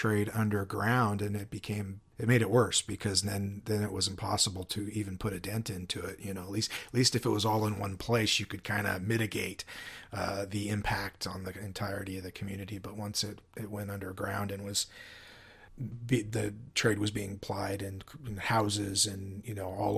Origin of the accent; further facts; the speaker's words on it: Spokane, Washington, United States; You know, I came from Spokane